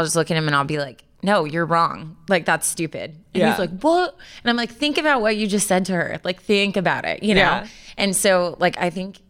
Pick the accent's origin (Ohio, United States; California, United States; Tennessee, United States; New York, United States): California, United States; I said you all because I grew up in California.